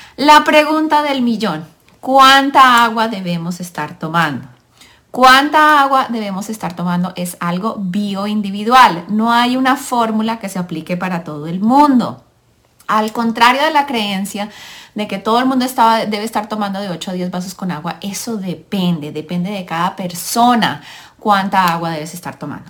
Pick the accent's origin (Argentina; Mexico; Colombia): Colombia; now in United States; soy colombiana, mamá de tres niños, Vivo en el país de los Estados Unidos de Norteamérica